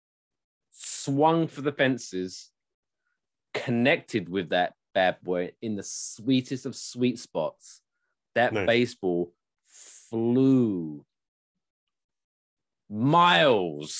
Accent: United Kingdom; now in United States; being the British person

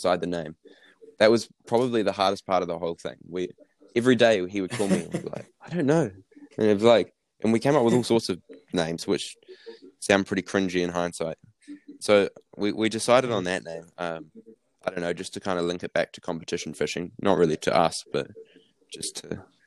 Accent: New Zealand; I'm from New Zealand

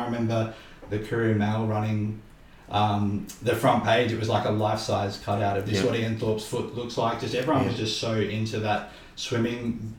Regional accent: Redcliffe, Queensland, Australia; growing up in Redcliffe

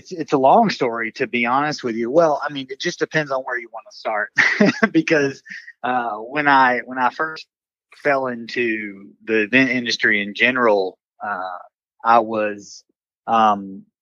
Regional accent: Villa Rica, Georgia, United States; now in Tampa, United States; I'm from Villarica, Georgia, small little town outside of Atlanta anymore. It's grown, but when I was growing up there, I grew up on a dead end dirt road out in the sticks.

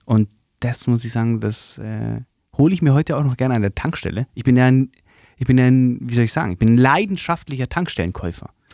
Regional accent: Swabia, Baden-Württemberg, Germany; accent: Swabian; dass ich ähm, in dieses Schwebeln reinrutsche

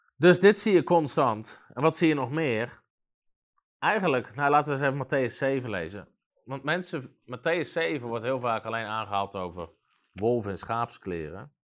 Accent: Netherlands; in ons land

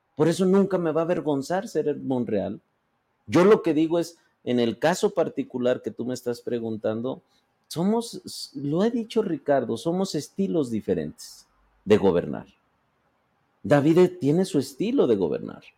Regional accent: Fresnillo, Zacatecas, Mexico; mi paisana, amiga, por eso hay mucha identidad y empatía, por eso somos de Fresnillo.

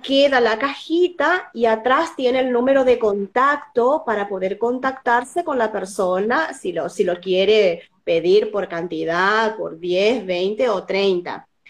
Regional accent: Formosa, Argentina; soy de Formosa

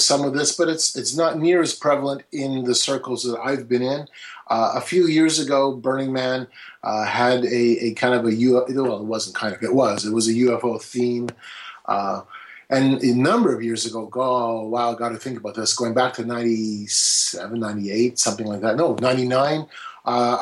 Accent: Canada; I'm from Canada

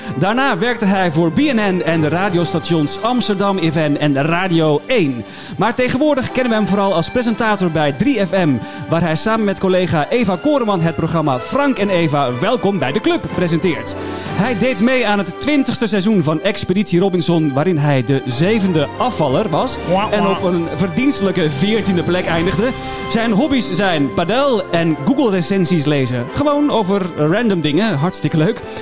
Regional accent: Belgium; now in Netherlands; ik ben een Belg

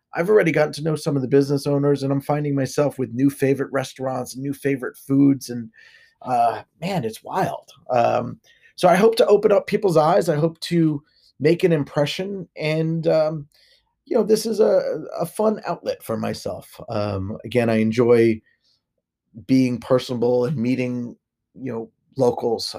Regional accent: Monmouth County, New Jersey, United States; I grew up mostly in Monmouth County

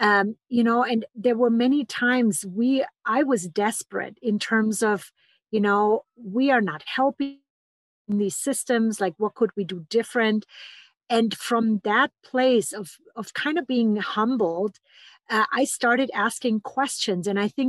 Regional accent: Germany; English is a second language; moved away as an adult; now in Boulder, United States; So I came 23 years ago from Germany to study with the pioneers in somatic psychology, and that brought me all the way to Boulder, Colorado.

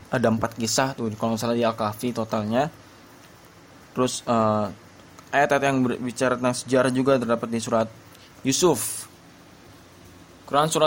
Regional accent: Subang, West Java, Indonesia; born there; saya lahir di Subang 15 Juli 2001 suku saya Sunda Jawa Barat

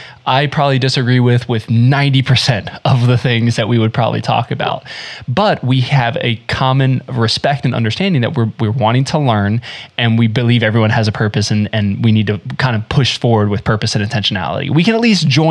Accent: Central North Carolina, United States; also born or lived in South Florida; now in Midwest, United States; I lived in South Florida, I was born in South Florida, moved to North Carolina, and we moved there

